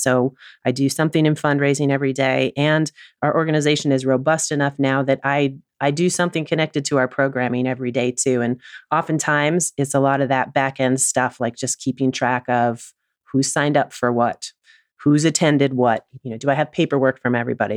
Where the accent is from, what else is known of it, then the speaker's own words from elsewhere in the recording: Oneonta, New York, United States; also born or lived in Williston, Vermont; Oneonta, New York, which is my hometown